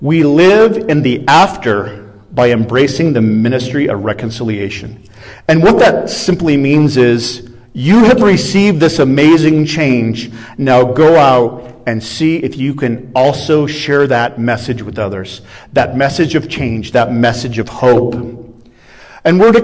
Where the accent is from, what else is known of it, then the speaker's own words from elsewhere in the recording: Iowa, United States; I'm a Midwestern boy. I come from Iowa.